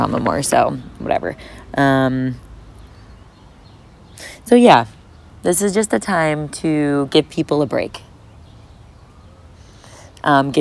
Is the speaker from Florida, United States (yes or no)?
yes; Florida, United States; I'm from Florida